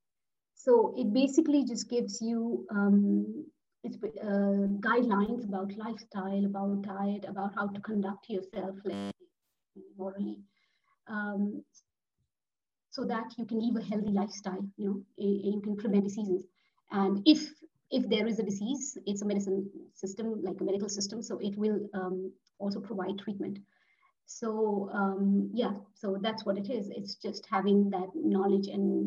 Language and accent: English; India; first language Marathi; English is a second language; moved away as an adult; also born or lived in Paris, France / Bulle, Switzerland; now in Zug, Switzerland; I was born and raised in India